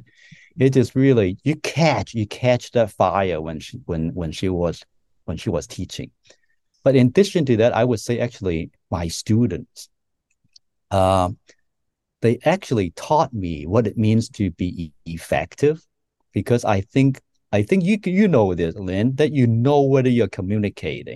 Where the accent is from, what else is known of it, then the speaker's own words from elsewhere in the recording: Hong Kong; now in United States; I grew up in Hong Kong